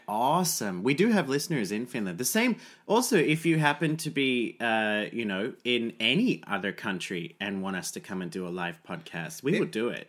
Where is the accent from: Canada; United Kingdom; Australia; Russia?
Australia; I'm Australian